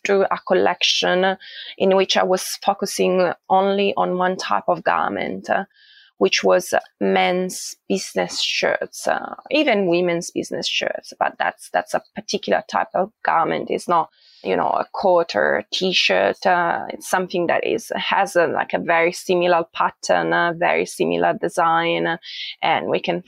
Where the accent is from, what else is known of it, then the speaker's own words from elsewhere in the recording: Italy; moved away as an adult; now in Australia; I am originally from Italy